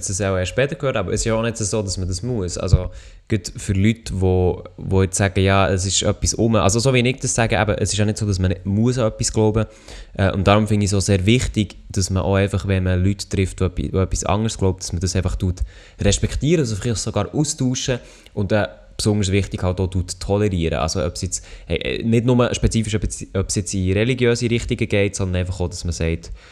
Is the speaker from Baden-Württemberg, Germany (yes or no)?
yes; Freiburg, Baden-Württemberg, Germany; accent: Freiburg dialect; dass Milo mein Dialekt gerne hat, das hätte ja nicht anders können glauben Also, ja, Freiburger Dialekt